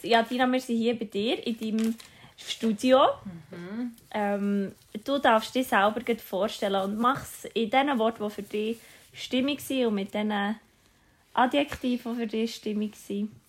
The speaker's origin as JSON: {"language": "German", "region": "Bern", "country": "Switzerland", "said": "ich bin eine Berner Singer-Songwriter und Schauspielerin"}